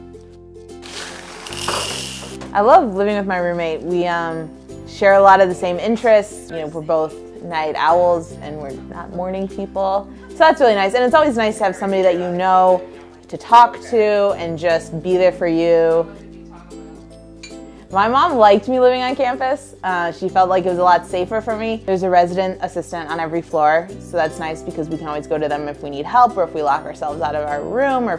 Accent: Chicago, Illinois, United States; moved away as an adult; now in Lincoln, United States; I'm from Chicago, Illinois

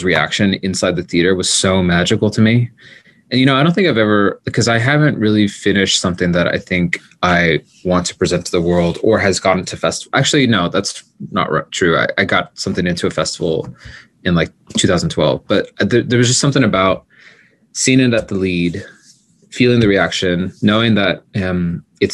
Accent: Nebraska, United States; moved away; I was born and raised in Nebraska

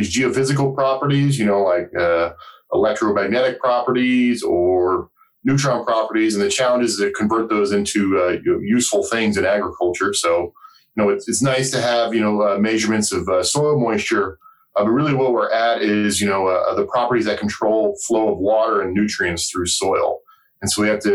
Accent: Colorado, United States; moved away as an adult; also born or lived in Wyoming / New Jersey / Arizona / Nebraska; I grew up in Colorado

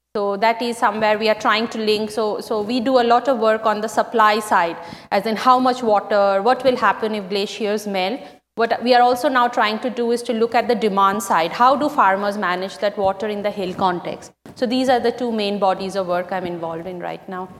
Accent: West Bengal, India; my home state of West Bengal

